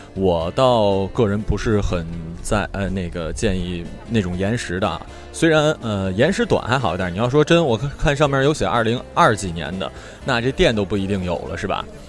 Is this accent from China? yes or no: yes; Northeast China, China; now in Shanghai, China; 我是东北人，然后现在在上海工作